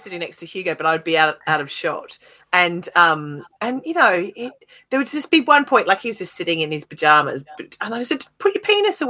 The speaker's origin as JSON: {"language": "English", "country": "Australia", "tie": "born or raised there", "said": "when I was growing up in Australia"}